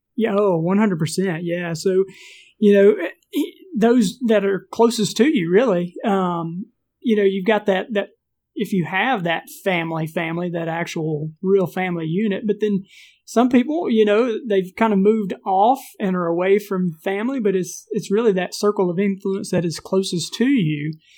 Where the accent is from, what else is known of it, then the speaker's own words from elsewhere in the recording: Mississippi, United States; moved away as an adult; also born or lived in Phoenix, Arizona; we're from Mississippi